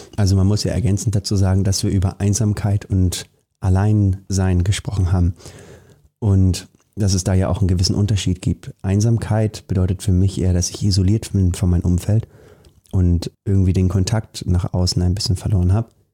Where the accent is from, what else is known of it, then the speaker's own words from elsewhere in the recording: Germany; wir beide hier, wir sind in Deutschland geboren